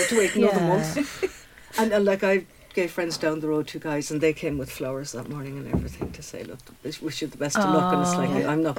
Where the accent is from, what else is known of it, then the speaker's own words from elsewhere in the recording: Cobh, Munster, Ireland; I was also born and raised in Cove